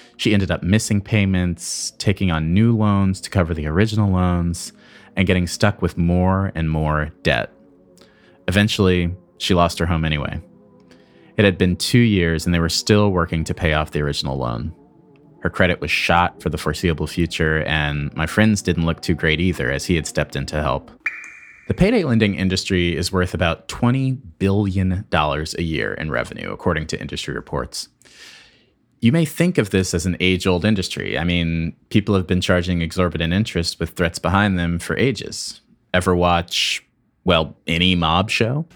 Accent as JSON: {"language": "English", "region": "Michigan", "country": "United States", "tie": "born or raised there", "said": "An activist in Michigan, my home state"}